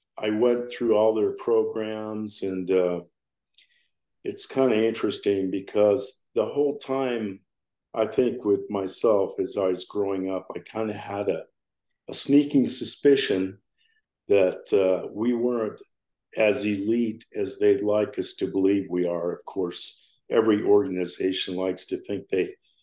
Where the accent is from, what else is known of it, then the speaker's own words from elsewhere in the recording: Colorado, United States; now in Hurricane, United States; I was born in Colorado. I'm a Rocky Mountain boy.